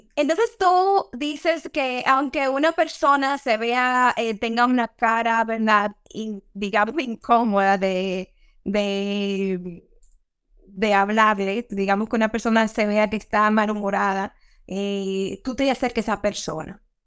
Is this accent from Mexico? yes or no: no; Dominican Republic; como los dominicanos decimos